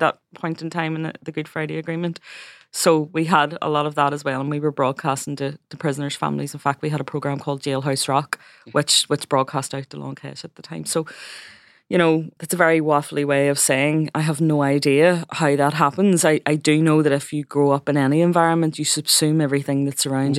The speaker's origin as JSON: {"language": "English", "town": "Belfast", "region": "Northern Ireland", "country": "United Kingdom", "tie": "born or raised there", "said": "I was born in West Belfast, which is a Republican stronghold"}